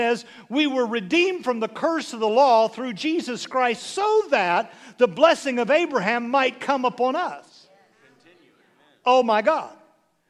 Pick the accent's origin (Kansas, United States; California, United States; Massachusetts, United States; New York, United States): Kansas, United States; Severy; moved away; I'm just from Severy, Kansas. 9 kids in my class, 54 in the whole school.